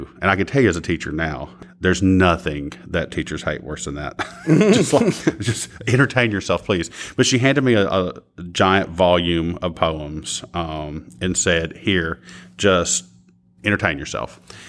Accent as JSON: {"language": "English", "region": "Kentucky", "country": "United States", "said": "I'm from Floyd County, Kentucky, so eastern Cofields of the state."}